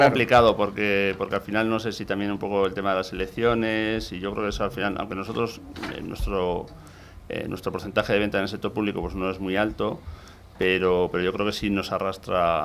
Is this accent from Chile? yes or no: no; Gipuzkoa, Basque Country, Spain; soy de un pequeño pueblo de Guipúzcoa en el interior de Guipúzcoa y bueno, de la zona de, San Sebastián